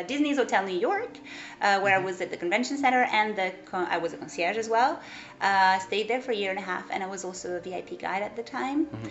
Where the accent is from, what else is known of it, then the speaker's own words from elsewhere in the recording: Île-de-France, France; also born or lived in Portugal; I was born in Portugal, actually, and moved to France when I was 5 years old